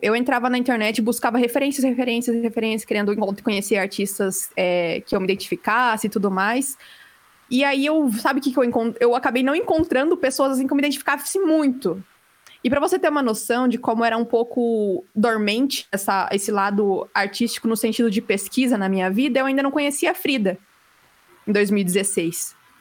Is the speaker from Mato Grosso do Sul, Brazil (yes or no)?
no; Campo Mourão, Paraná, Brazil; eu nasci e cresci aqui em Campo Mourão